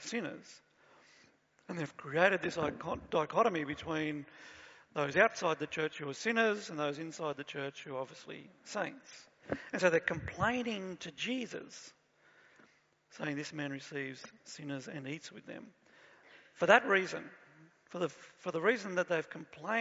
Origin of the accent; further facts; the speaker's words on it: Cooranbong, New South Wales, Australia; I grew up in Currumbong through the 1970s and 1980s